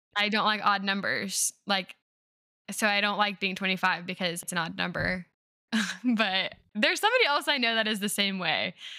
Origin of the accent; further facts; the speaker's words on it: North Carolina, United States; I live in North Carolina, and so I went to college in my home state